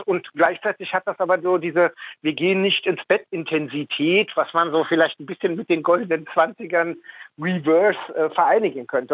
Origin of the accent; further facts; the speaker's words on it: Berlin, Germany; Ich bin in Westberlin geboren. Ich bin ein Westberliner Mauerkind, bin also mit all den Freiheiten aufgewachsen